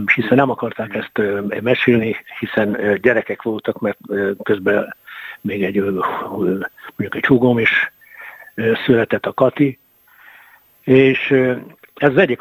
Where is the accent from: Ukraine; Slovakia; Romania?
Ukraine; Mukachevo, Zakarpattia Oblast; moved away as an adult; now in Hungary; én munkácshoz születtem ezerkilencszáznegyvenhatban